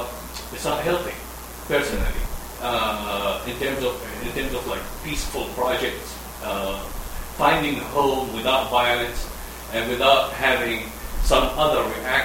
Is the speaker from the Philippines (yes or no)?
no; Nazareth, Northern District, Israel; moved away; I'm a Palestinian from Nazareth.